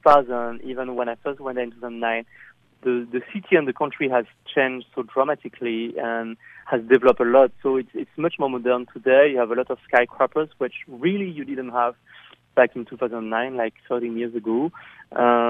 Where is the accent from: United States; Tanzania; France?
France; moved away as an adult; also born or lived in Cambodia; I was born in France and I grew up there